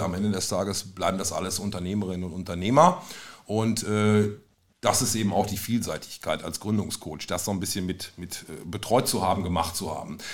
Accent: North Rhine-Westphalia, Germany; als Ostwestfale

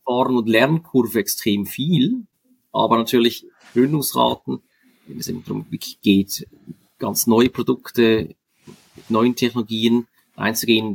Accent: Switzerland; als Schweizer kenne ich gut das Milizpolitiksystem

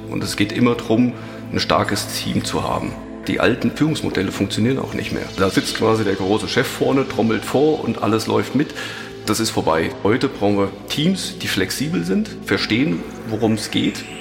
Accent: Frankfurt am Main, Hesse, Germany; Erstmal heiße ich dich herzlich willkommen in äh, meiner Heimatstadt in Frankfurt am Main.

